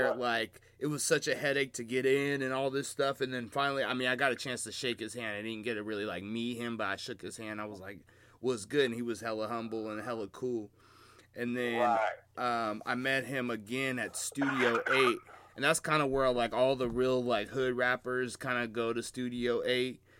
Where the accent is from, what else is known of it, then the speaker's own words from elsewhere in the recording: Seattle, Washington, United States; I'm from Seattle